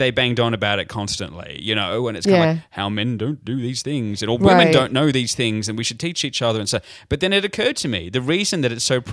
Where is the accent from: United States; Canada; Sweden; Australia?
Australia; me growing up here in Australia